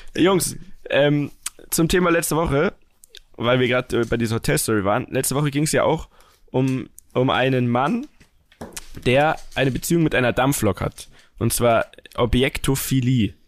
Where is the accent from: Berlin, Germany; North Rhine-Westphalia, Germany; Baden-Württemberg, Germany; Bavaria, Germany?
Bavaria, Germany; ich komme ja aus Bayern. Also wir kommen ja alle aus Bayern